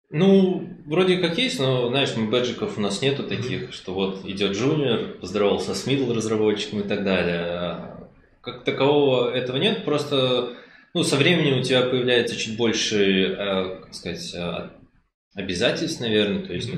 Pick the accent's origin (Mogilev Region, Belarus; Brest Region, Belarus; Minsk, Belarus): Minsk, Belarus; я из Минска